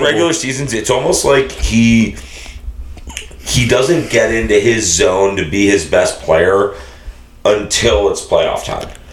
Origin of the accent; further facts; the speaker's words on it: Boston, Massachusetts, United States; I'm from the Greater Boston area